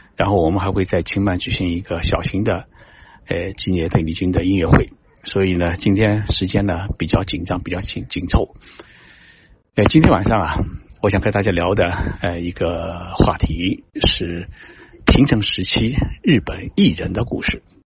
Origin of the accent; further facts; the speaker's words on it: China; moved away; also born or lived in Japan; 我们中国人的心